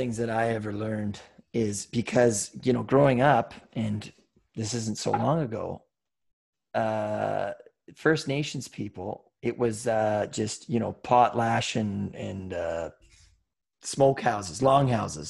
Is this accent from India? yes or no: no; Scotland, United Kingdom; Like I'm Scottish. So, you know, you can't just meet one Scottish person and be like, well, I guess they're all fucking cheap then.